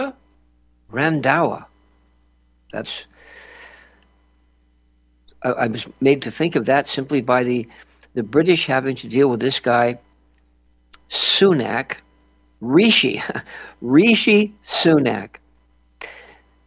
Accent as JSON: {"language": "English", "town": "New York City", "region": "New York", "country": "United States", "tie": "born or raised there", "said": "the Flower Fifth Avenue Hospital, where I was born on Fifth Avenue"}